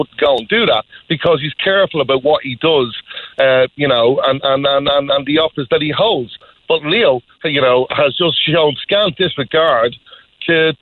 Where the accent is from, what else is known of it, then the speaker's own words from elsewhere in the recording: Drogheda, Leinster, Ireland; my hometown, Drogheda